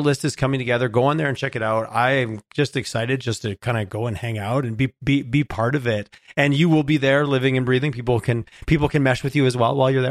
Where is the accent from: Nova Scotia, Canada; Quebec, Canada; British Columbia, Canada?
Quebec, Canada; Montreal; now in Calgary, Canada; I grew up in Quebec, so I like to take shots at Toronto when I can. I grew up in Montreal